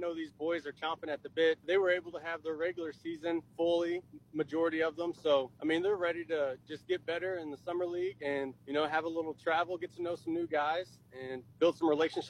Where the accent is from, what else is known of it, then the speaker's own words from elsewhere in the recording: Missouri, United States; Just being in Central Missouri. I'm born and raised in Central Missouri.